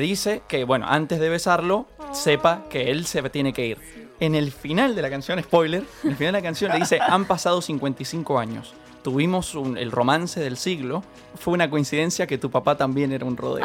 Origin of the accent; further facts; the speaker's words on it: San Rafael, Mendoza, Argentina; yo soy de San Rafael, Mendoza, y allá los tenemos un solo cine.